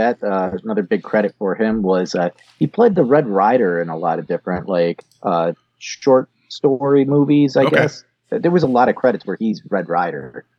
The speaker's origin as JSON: {"language": "English", "region": "Ohio", "country": "United States", "tie": "born or raised there", "said": "I was born in Ohio."}